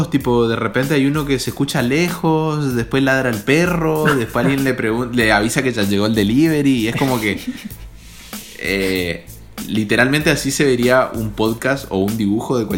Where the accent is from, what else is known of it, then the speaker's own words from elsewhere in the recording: Argentina; soy un infiltrado argentino en un podcast mexicano